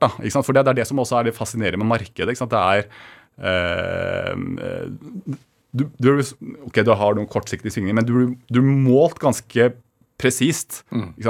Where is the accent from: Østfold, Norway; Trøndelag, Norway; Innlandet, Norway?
Innlandet, Norway; Kongsvinger; Født og oppvokst på Kongsvinger